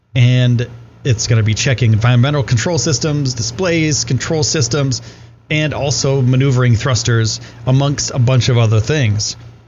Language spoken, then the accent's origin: English; New York, United States; So he was, and this is pretty cool because I'm from New York.